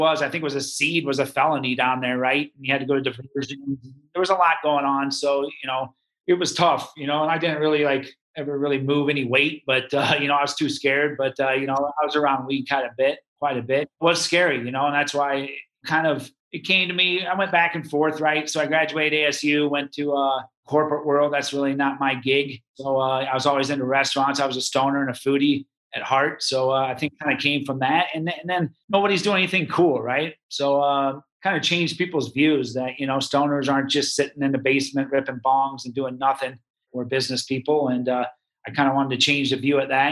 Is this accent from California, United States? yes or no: no; Nebraska, United States; moved away; also born or lived in Tempe, Arizona; I grew up in Nebraska.